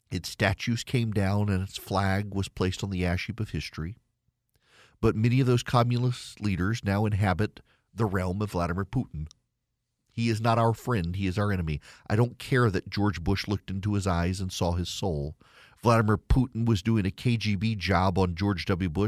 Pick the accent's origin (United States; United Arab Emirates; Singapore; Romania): United Arab Emirates; Dubai; When I was a kid, I grew up in Dubai, and you couldn't get to Eastern Europe couldn't get to Israel either.